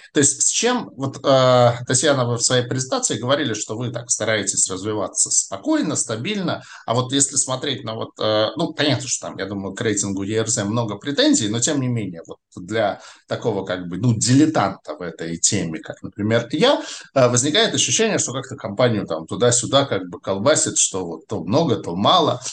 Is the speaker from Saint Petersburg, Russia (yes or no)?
yes; Saint Petersburg, Russia; я, как уроженец Петербурга, очень хорошо знаю географию Петербурга